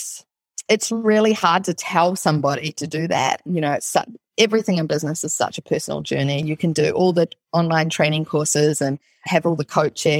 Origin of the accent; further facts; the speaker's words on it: New Zealand; I'm from New Zealand